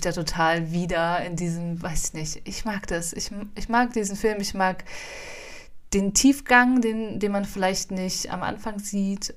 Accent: Potsdam, Brandenburg, Germany; ich komme ja auch aus Potsdam

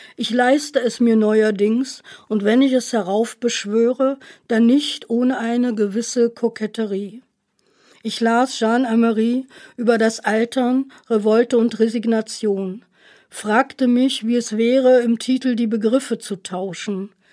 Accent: Magdeburg, Saxony-Anhalt, Germany; also born or lived in Haldensleben / Jena / Cologne / Weimar; now in Essen, Germany; ich bin in Magdeburg-Sudenburg aufgewachsen

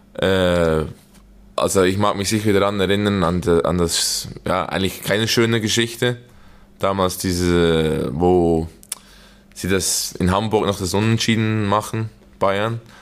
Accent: Young Boys, Bern, Switzerland; moved away as an adult; now in Germany; gegen Young Boys, wo ich aufgewachsen bin, wo ich die Juniorenabteilung gespielt habe

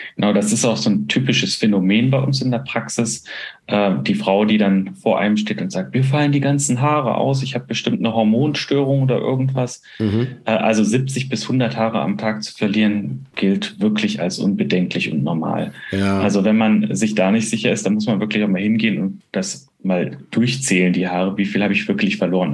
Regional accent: Bonn, North Rhine-Westphalia, Germany; moved away; in Bonn, also meiner alten Heimat

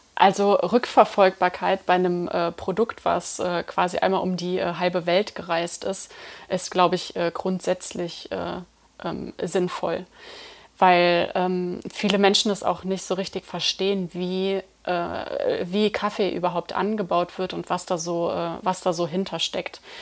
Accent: Eifel, Germany; ich komme aus der Eifel und ähm, bin einfach mit Pilz aufgewachsen

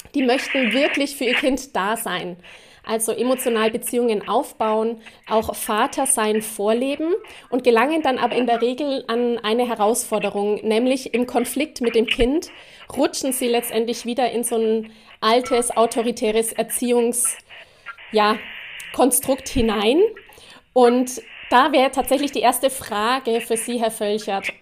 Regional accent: Erlangen, Bavaria, Germany; Ich bin ja auch aus Erlangen

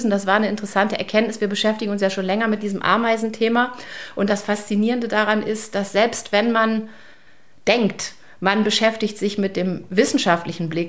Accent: Germany; ich komme nicht aus Bremen, aber aus der Nähe

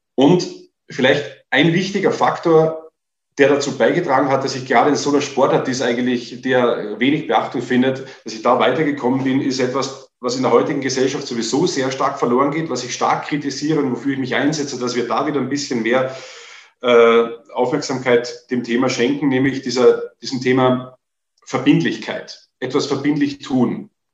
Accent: Vienna, Austria; moved away as an adult; now in Germany; Ich war zwei Tage in Deutschland als Österreicher

